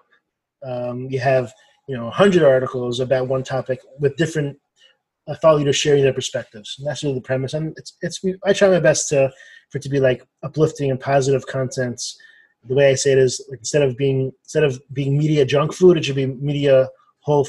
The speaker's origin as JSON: {"language": "English", "town": "Los Angeles", "region": "California", "country": "United States", "tie": "born or raised there", "also_born_or_lived": "Boston, Massachusetts / Baltimore, Maryland", "moved": "as an adult", "lives_now": "Maryland, United States", "said": "I grew up in Los Angeles, California, and I moved to the East Coast for school"}